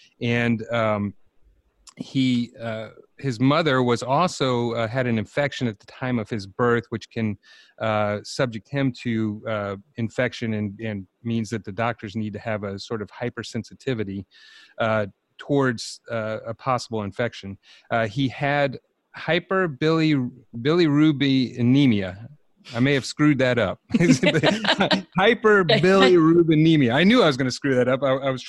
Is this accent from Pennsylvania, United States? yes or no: no; Georgia, United States; …, and of course we are we're from Georgia